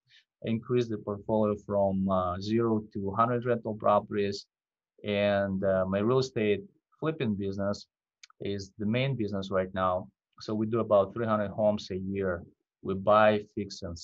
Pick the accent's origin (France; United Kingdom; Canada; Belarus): Belarus; English is a second language; moved away as an adult; now in Minneapolis, United States; I came from Eastern Europe, from Belarus. I came to the U.S. in 2004